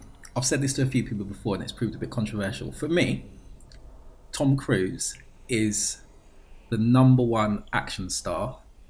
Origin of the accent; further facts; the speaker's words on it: England, United Kingdom; Because that is what we are. We are English gents.